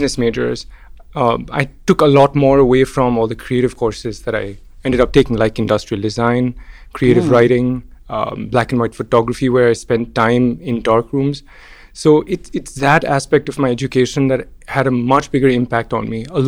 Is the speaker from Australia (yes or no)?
no; Mumbai, Maharashtra, India; moved away as an adult; also born or lived in Pittsburgh, United States; where I grew up in Bombay